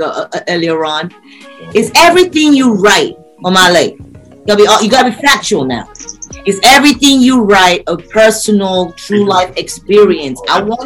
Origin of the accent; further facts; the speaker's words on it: Nigeria; now in Chicago, United States; I'm also Nigerian, even though I'm in Chicago.